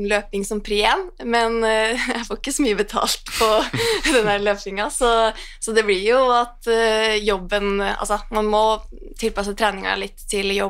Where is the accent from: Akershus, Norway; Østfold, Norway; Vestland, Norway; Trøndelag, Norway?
Trøndelag, Norway; Trondheim; moved away as an adult; now in Oslo, Norway; fra Trondheim. Eh, har bodd i Oslo nå i ja, hva er det blitt over ti år.